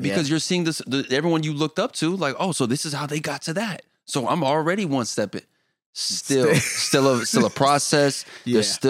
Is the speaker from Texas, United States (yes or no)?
no; Anchorage, Alaska, United States; born there; also born or lived in Germany / Los Angeles; I was born in Alaska, and then we went from Alaska to Germany where Kadeem was born, and then Germany to LA.